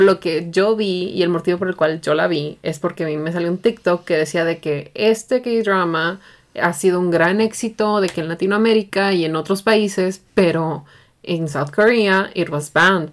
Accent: Mexico; para mí como mexicana

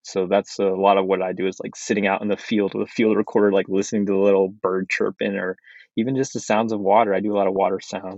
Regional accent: United States; first language Navajo; English is a second language; English is not my first language. Dene Navajo, Dene Bizat is my first language.

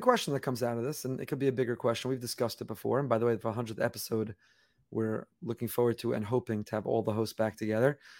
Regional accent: New York area, United States; I grew up in the New York area

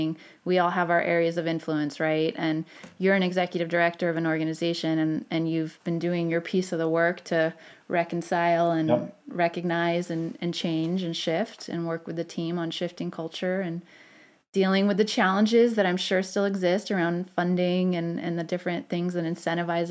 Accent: St. Louis, Missouri, United States; I'm from St. Louis

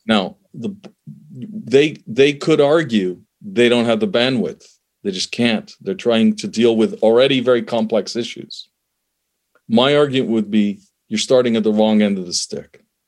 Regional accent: Canada; also born or lived in Middle East; I'm from the Middle East originally. I was born there, immigrated to Canada, grew up in Canada

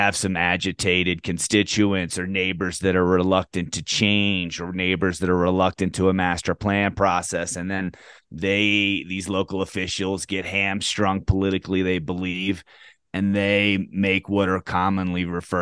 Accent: Baltimore County, Howard County, Maryland, United States; I grew up in Baltimore County, Howard County

